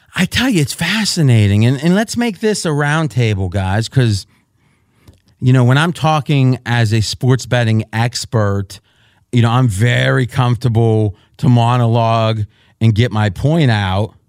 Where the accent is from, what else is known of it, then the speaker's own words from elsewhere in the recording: around Pittsburgh, Pennsylvania, United States; I grew up around Pittsburgh, but I was an hour away